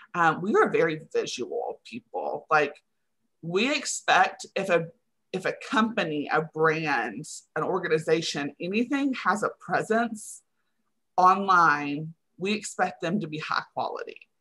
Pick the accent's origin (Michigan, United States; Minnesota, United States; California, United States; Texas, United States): Texas, United States; Henrietta; now in Austin, United States; I currently live in Austin, Texas, but I grew up in Henrietta, Texas, which is right outside of Wichita Falls